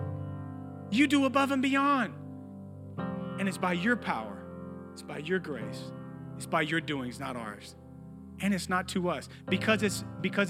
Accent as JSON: {"language": "English", "town": "Bogalusa", "region": "Louisiana", "country": "United States", "tie": "born or raised there", "said": "I was born in Bogalusa, Louisiana."}